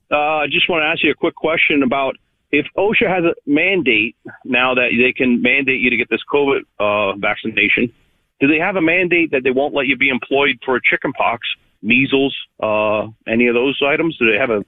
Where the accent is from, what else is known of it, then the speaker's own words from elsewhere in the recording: Wisconsin, United States; Wisconsin is my hometown